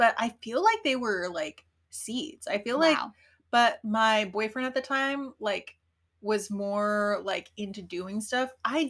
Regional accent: Colorado, United States; moved away as an adult; also born or lived in Portland; I grew up in Colorado in the 90s.

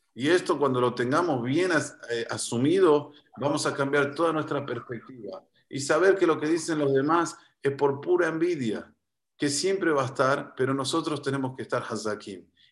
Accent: Argentina; soy argentino

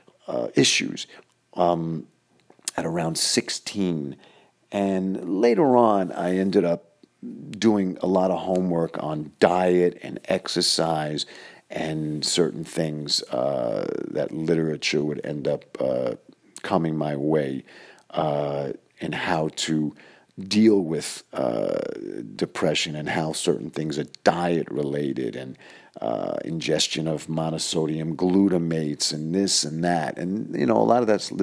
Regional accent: New York City, New York, United States; my parents' apartment where we grew up in Queens

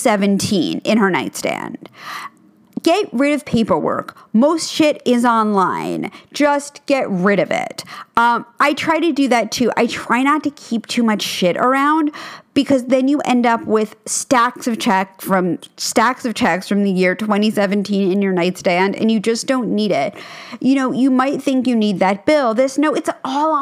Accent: New York City, New York, United States; I grew up in New York City, and our apartment was about 2,000 square feet, which, again, is very big for New York

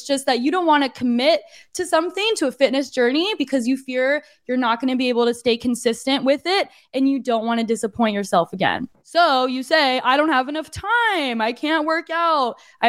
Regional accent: Arizona, United States; moved away as an adult; now in San Diego, United States; It's just that I was born and raised in Arizona. I've been a desert girly for a long time, for like 2 decades. I was living in Arizona.

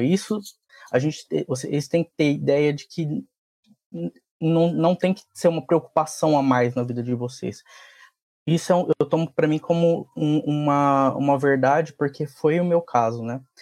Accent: Francisco Morato, São Paulo, Brazil; E eu sou de Morato, nasci, cresci aqui

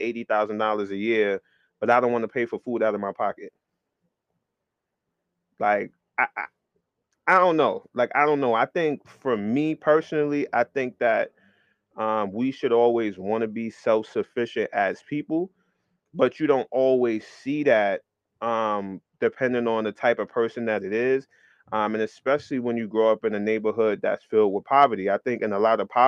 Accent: New York City, New York, United States; growing up in New York City

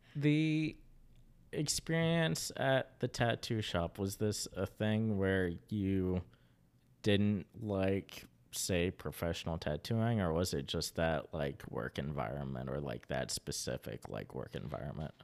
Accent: Kanawha County, West Virginia, United States; born or raised there

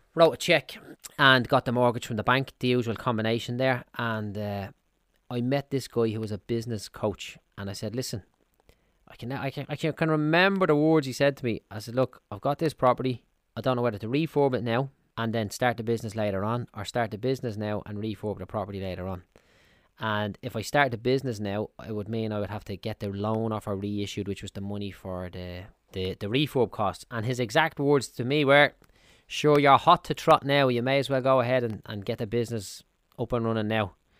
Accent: Dublin, Leinster, Ireland; I'm from Clondalkin in Dublin

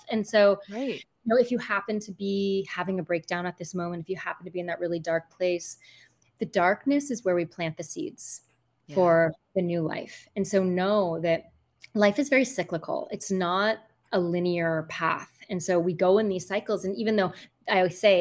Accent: United States; moved away as an adult; now in Costa Rica; I'm American

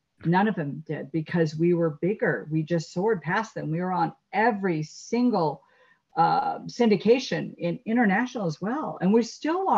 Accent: La Crescenta, California, United States; also born or lived in Los Angeles, California; born in Los Angeles and raised in La Crescenta, safe suburb, beautiful suburb

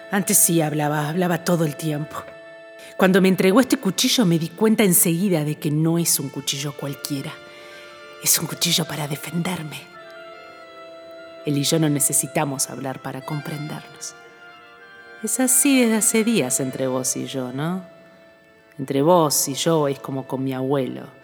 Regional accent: Salto, Uruguay; also born or lived in Buenos Aires; now in Montreal, Canada; Un día me fui de mi pueblo, un día me, me fui de Salto. No vine directamente de Salto a Montreal, pasé antes por Buenos Aires, pero de chica yo vivía en el campo, en Salto.

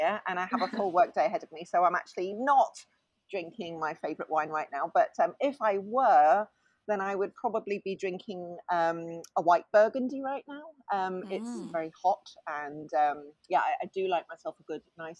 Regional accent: Swansea, Wales, United Kingdom; also born or lived in London; we moved to Swansea, which is a small town in South Wales

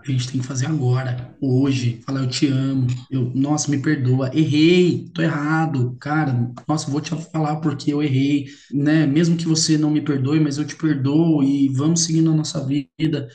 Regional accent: Limeira, São Paulo, Brazil; Eu sou de Limeira, São Paulo.

